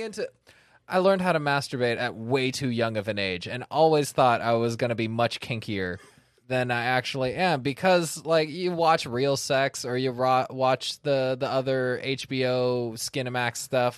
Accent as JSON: {"language": "English", "town": "Sacramento", "region": "California", "country": "United States", "tie": "born or raised there"}